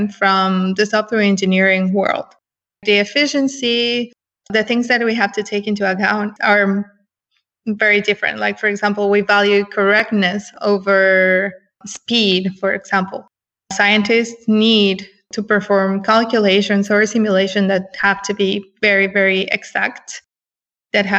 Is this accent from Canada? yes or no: no; Mexico City, Mexico; now in San Francisco, United States; I was born and raised in Mexico City. I work in San Francisco right now.